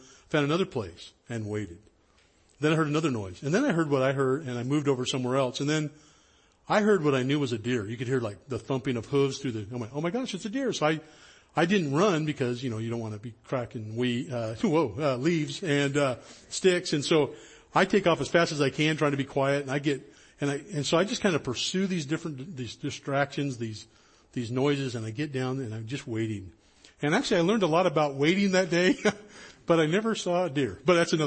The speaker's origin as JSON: {"language": "English", "area": "High Sierras", "region": "Northern California", "country": "United States", "tie": "born or raised there", "said": "I was born and raised in Northern California up in the High Sierras."}